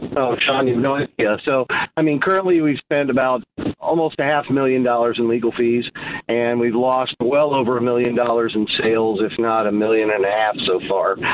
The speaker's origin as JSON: {"language": "English", "town": "Coral Gables", "region": "Florida", "country": "United States", "tie": "born or raised there", "moved": "yes", "lives_now": "Illinois, United States", "said": "I grew up in Coral Gables, Miami, Florida. I moved here in '92"}